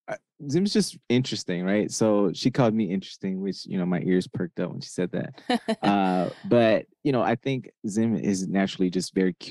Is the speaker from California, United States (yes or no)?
no; Charlotte, North Carolina, United States; moved away as an adult; also born or lived in New York; now in Chicago suburbs, United States; I am originally from Charlotte, North Carolina. We ended up moving out here to the suburbs, the Chicago suburbs, when we got married about 3 years ago.